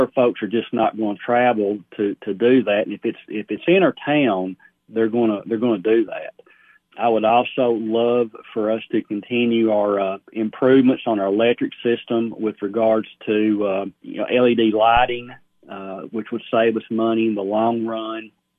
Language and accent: English; Sparta, United States; I had graduated college and just really felt a disconnect, you know, with my hometown. And I saw this as a way of hopefully giving back to Sparta, which has given a lot to me over the years.